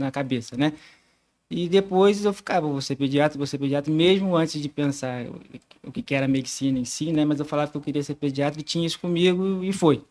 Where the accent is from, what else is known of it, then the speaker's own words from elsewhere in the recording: Barra do Piraí, Rio de Janeiro, Brazil; pediatra nascido e criado em Barra do Piraí